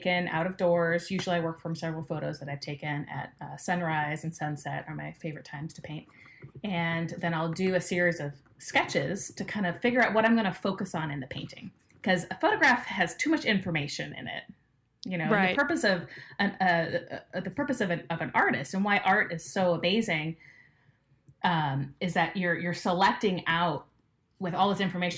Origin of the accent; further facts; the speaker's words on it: Los Angeles, California, United States; I grew up in Los Angeles